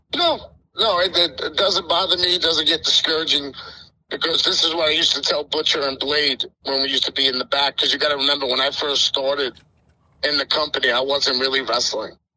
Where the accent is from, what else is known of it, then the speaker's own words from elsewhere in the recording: Yonkers, New York, United States; being a New Yorker, I'm from Yonkers